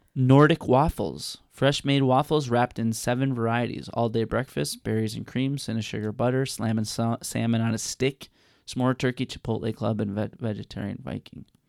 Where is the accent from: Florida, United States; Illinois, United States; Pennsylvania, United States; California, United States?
Illinois, United States; Chicago; I'm from Chicago